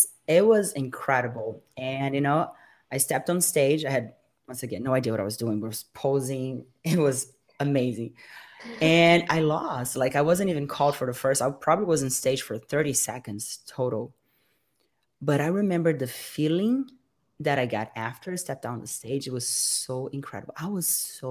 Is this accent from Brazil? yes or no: yes; Brazil; moved away as an adult; now in United States; She is actually from my hometown